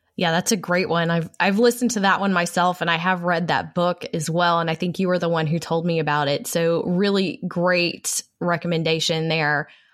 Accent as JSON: {"language": "English", "region": "Texas", "country": "United States", "said": "I am a Texan, a proud Texan"}